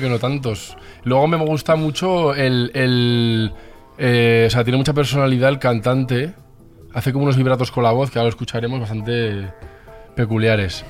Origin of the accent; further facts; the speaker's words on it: Zaragoza, Aragon, Spain; moved away as an adult; now in Madrid, Spain; somos todos de Zaragoza y Luego volví a Zaragoza y ahora otra vez aquí